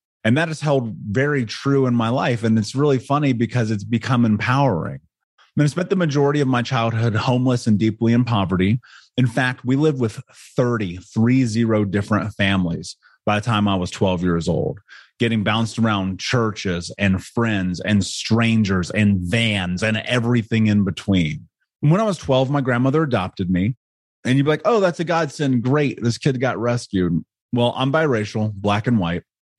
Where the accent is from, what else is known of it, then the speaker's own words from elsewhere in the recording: Indianapolis, Indiana, United States; I grew up in Indianapolis in America.